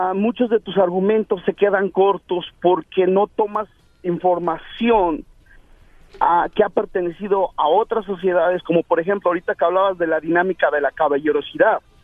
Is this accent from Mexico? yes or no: yes; Ecatepec, State of Mexico, Mexico; Yo soy de Guadalupe Victoria